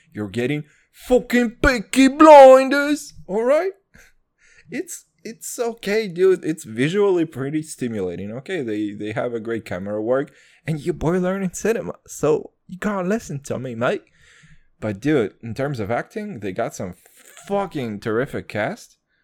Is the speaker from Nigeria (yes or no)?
no; Kazakhstan; moved away; When people ask me where I'm from, and I say, "From Kazakhstan